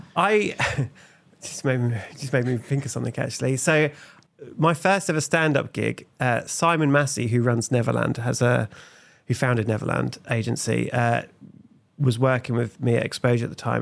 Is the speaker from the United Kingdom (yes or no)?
yes; Felixstowe, East of England, United Kingdom; moved away as an adult; also born or lived in Nottingham; I was born in Felixstowe, the sunny capital of Suffolk